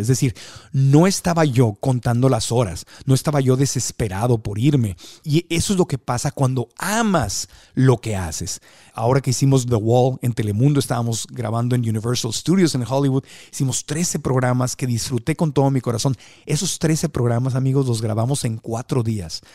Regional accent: Mexico; creciendo en México

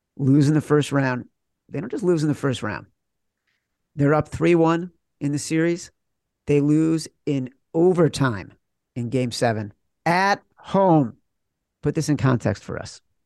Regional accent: Chicago, Illinois, United States; moved away as an adult; also born or lived in New York; I'm from Chicago and grew up hating the Knicks, grew up, you know, moved to New York in the nineties

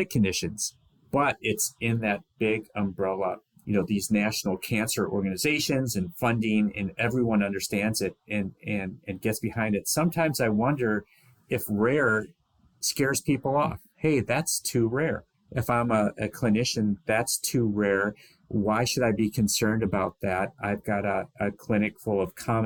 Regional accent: Michigan, United States; my home state of Michigan

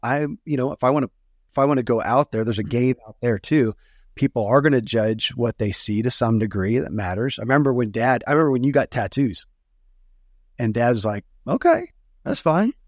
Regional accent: Kentucky, United States; born or raised there

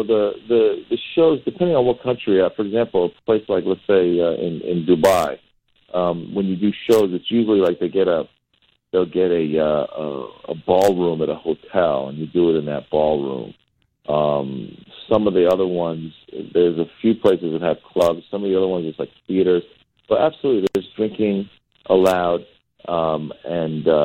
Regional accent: Northern California, United States; also born or lived in Iran; born in Iran and I've grown up in America most of my life, actually in Northern California

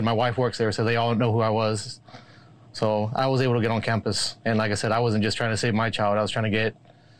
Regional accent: Uvalde, Texas, United States; I've been born and raised in Uvalde for 42 years. It's a small community.

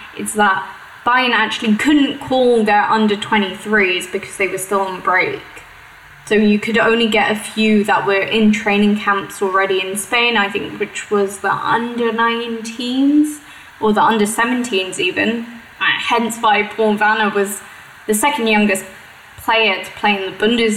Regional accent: United Kingdom; now in Germany; my home country back in the UK

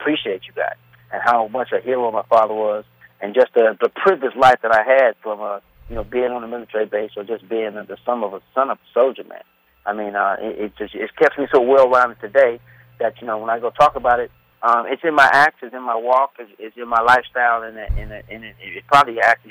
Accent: Newport News, Virginia, United States; born there; I was born in Newport News, Fort Eustis, Virginia.

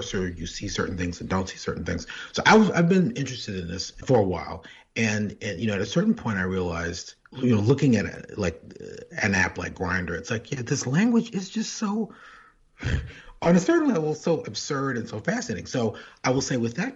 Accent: St. Louis, Missouri, United States; moved away; Born and reared in St. Louis, Missouri

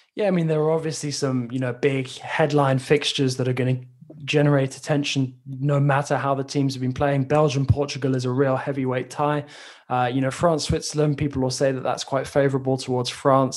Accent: England, United Kingdom; as an Englishman

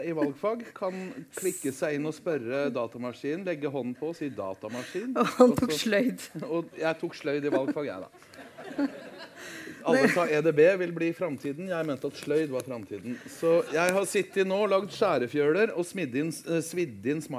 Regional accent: Fauske, Nordland, Norway; also born or lived in Gravdal; Eh, men jeg er født i Lofoten, i Gravdal. Eh, og kom til Salten som treåring. Eh, til Fauske, hvor vi faktisk skal ha forestilling.

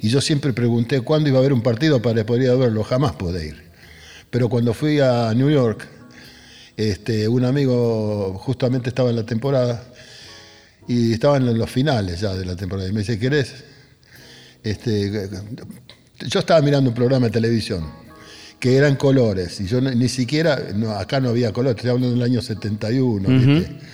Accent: Buenos Aires, Argentina; also born or lived in Río Cuarto, Córdoba; now in Quilmes, Argentina; yo fui a parar a la casa de mi abuela, ahí en Barracas, en la calle Pinzón y Patricios

